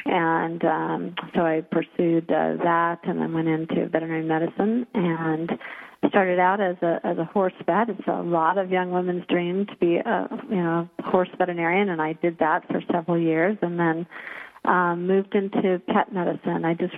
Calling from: Seattle, Washington, United States; I'm calling in from Seattle, Washington, in the Ballard area.

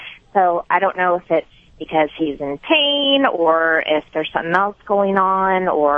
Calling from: Bellingham, Washington, United States; From Bellingham.

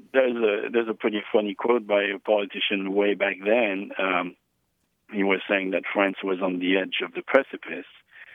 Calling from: Eureka, California, United States; I am calling from Eureka, California. My local radio station is KHSU Arcata, Humboldt State University.

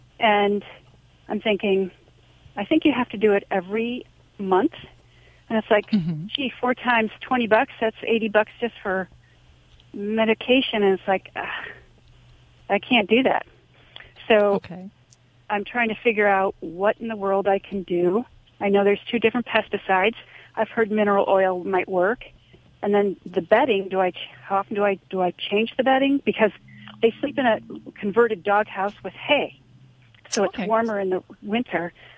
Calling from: Driftwood, Texas, United States; I'm actually calling from Driftwood, Texas.

